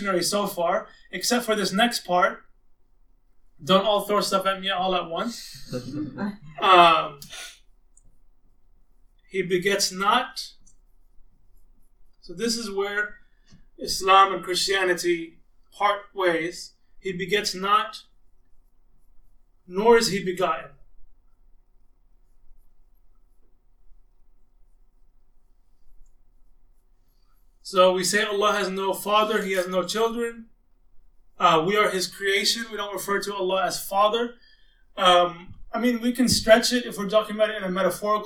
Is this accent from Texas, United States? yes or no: yes; Austin, Texas, United States; born or raised there; also born or lived in Arlington, Virginia